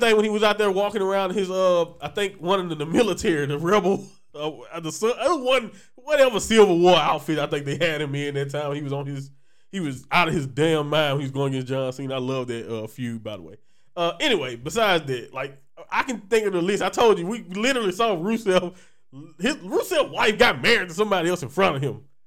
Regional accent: Louisiana, United States; I'm from Louisiana

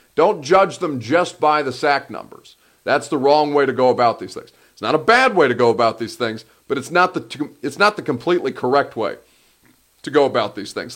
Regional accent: Indiana, United States; moved away; I'm from Indiana

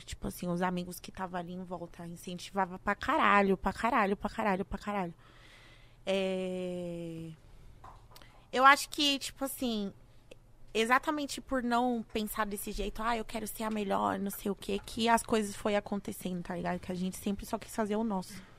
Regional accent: Brazil; Eu saí do Brasil

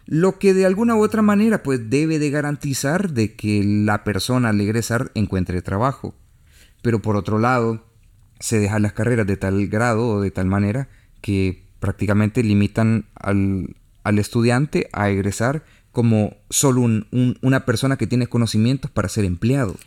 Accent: El Salvador; uno como salvadoreño, uno como centroamericano

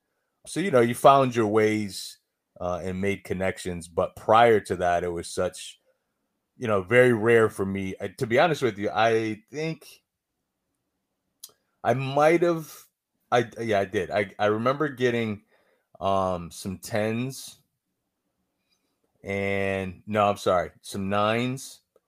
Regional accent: Syracuse, New York, United States; I'm from Syracuse, New York.

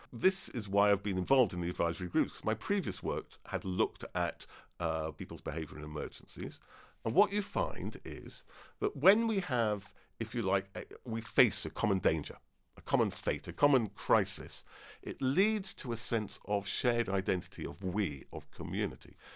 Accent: Devon, South West England, United Kingdom; also born or lived in Cambridge; I was born in Devon

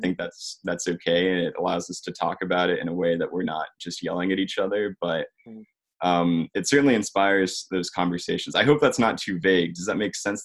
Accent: Georgia, United States; also born or lived in Richmond, Virginia; I'm from Georgia. Um, I, actually live just north of Atlanta, so in the suburbs

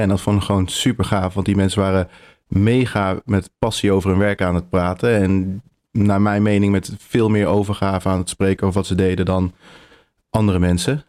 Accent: 's-Hertogenbosch, North Brabant, Netherlands; moved away as an adult; also born or lived in Delft / The Hague; now in Utrecht, Netherlands; ik kom uit Brabant, uit Den Bosch geboren

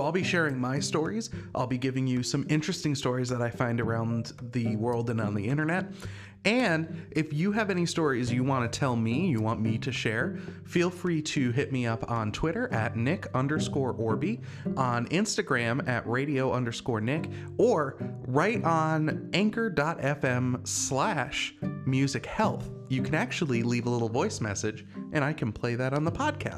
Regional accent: New Hampshire, United States; also born or lived in New Jersey; well, I was born in New Jersey and then we moved to New Hampshire.

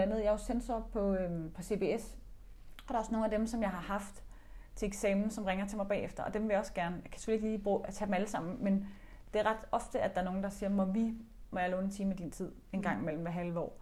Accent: Denmark; nu taler vi dansk, vi er danskere

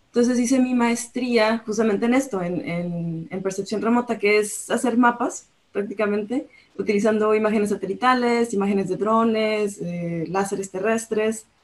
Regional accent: La Paz, Baja California Sur, Mexico; moved away as an adult; also born or lived in Ensenada; now in Australia; yo soy de la ciudad de La Paz, de Baja California

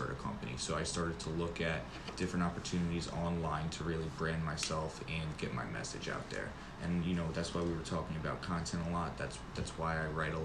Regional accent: the Poconos, Pennsylvania, United States; moved away as an adult; also born or lived in New York City; now in Charlotte, United States; I grew up in the Poconos in Pennsylvania in the country area

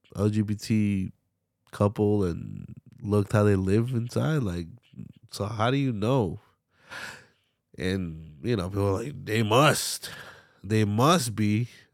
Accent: Philadelphia, Pennsylvania, United States; I'm from Philly, and we don't wear it out.

